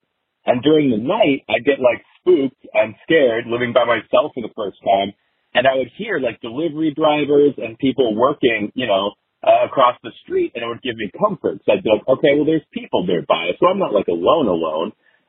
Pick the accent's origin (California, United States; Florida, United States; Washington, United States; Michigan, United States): Washington, United States; Bellingham; my hometown, which is also Bellingham.